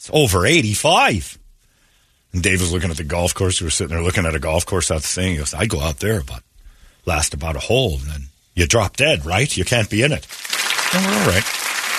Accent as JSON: {"language": "English", "region": "Minnesota", "country": "United States", "said": "We're from Minnesota. You don't go outside when it's over 85, you see."}